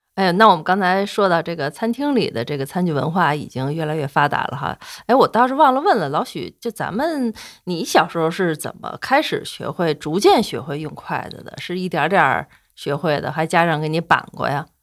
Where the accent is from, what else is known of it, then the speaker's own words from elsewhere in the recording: China; 我们中国人吃饭